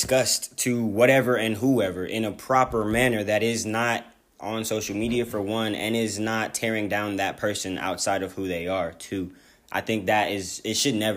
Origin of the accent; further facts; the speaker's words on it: California, United States; I'm from Cali